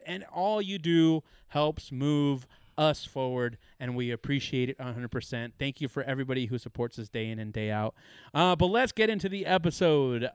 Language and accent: English; California, United States; we're obviously from California